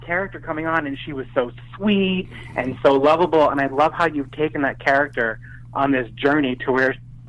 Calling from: New Jersey, United States; Hey, Tony … from New Jersey.

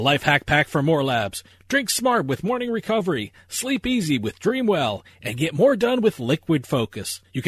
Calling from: New Jersey, United States; I'm calling from New Jersey. So as a resident of New Jersey

